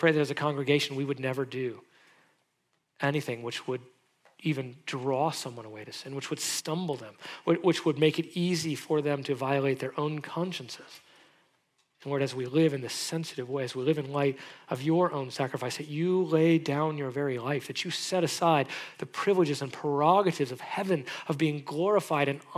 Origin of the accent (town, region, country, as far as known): United States